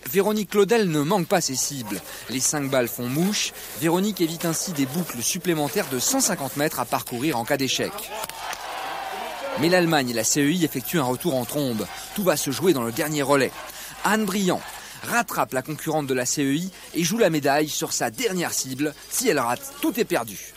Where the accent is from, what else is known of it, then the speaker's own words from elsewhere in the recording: Champagnole, Bourgogne-Franche-Comté, France; je suis né à Champagnol, dans le Jura. J'habite à Francine-le-Haut, J'habite donc à 10 km de Fabrice. Donc, euh, on est du Jura.